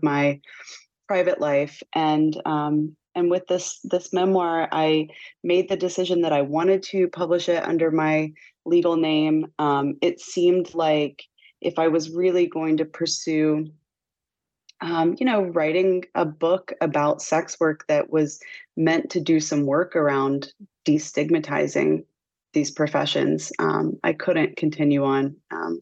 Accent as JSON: {"language": "English", "region": "West Virginia", "country": "United States", "tie": "born or raised there", "also_born_or_lived": "Los Angeles", "moved": "yes", "said": "One as queer, as a teenager, growing up in Appalachia."}